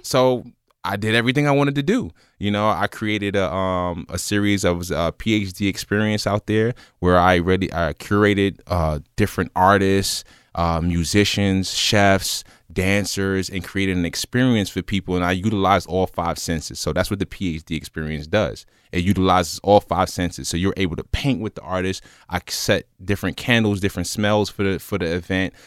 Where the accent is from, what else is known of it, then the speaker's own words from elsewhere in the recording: New York City, New York, United States; also born or lived in Los Angeles, California; now in Cincinnati, United States; born and raised in Brooklyn, uh, came out to Cincinnati, went to school